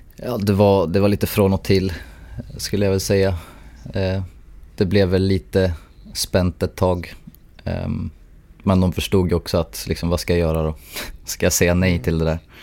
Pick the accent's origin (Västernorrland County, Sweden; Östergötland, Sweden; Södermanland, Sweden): Västernorrland County, Sweden; Sundsvall; moved away as an adult; now in Tokyo, Japan; min hemstad där jag är, jag är en av Sundsvalls ambassadörer